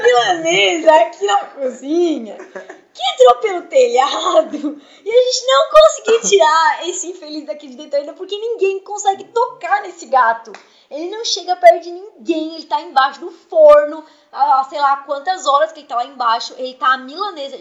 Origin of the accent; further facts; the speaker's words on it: Içara, Santa Catarina, Brazil; Da minha região ali, que eu sou da Isara